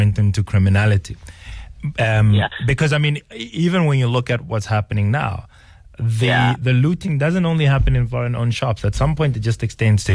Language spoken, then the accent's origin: English; South Africa; as a black South African, we were all raised to take care of other people